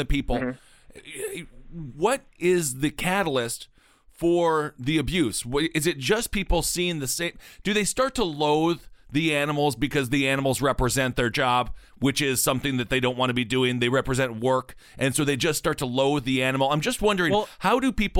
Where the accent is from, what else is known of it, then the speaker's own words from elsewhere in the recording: Wisconsin, United States; my home state of Wisconsin.